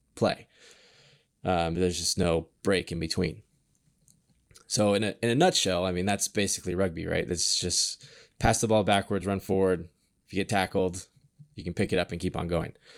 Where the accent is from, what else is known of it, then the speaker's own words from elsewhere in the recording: Kenmore, Washington, United States; I grew up in Washington. So, um, I grew up in Kenmore.